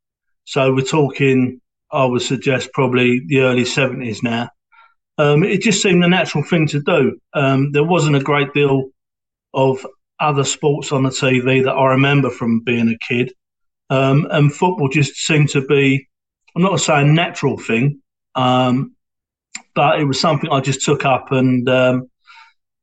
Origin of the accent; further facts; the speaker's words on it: London, United Kingdom; accent: Cockney; now in Hornchurch, United Kingdom; I was born in Stepney in East London, which allegedly is in the sand of the Bow Bells. So that makes me a Cockney. And we lived in Stepney in East London for a couple of years